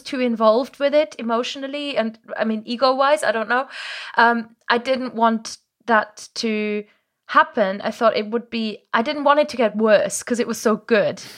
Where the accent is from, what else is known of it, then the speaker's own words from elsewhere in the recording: Germany; first language German; English is a second language; now in England; my native language is German. I grew up in, um, in the countryside in Germany